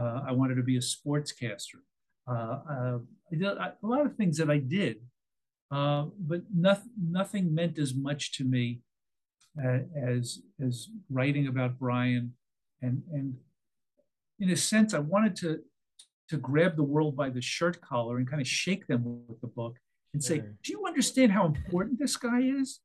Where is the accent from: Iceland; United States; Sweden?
United States; New York; moved away as an adult; now in California, United States; when I moved to California from New York